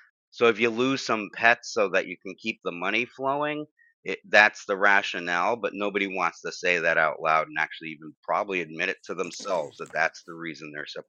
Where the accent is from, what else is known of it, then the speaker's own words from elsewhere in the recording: Bridgeport, Connecticut, United States; I grew up Italian Catholic in Bridgeport